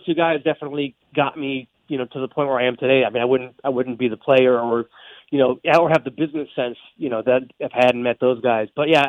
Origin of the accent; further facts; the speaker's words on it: Connecticut, United States; moved away as an adult; now in Hollywood, United States; I had moved to Hollywood. I'm originally from the East Coast. I grew up in Connecticut, actually. And I moved to Hollywood in 2001